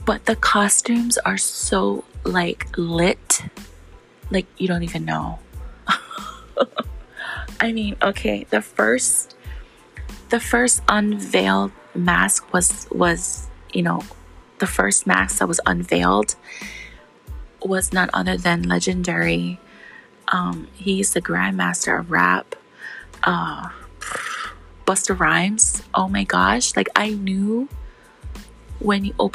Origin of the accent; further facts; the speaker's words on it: Hawaii, United States; I grew up in Hawaii and I still live in Hawaii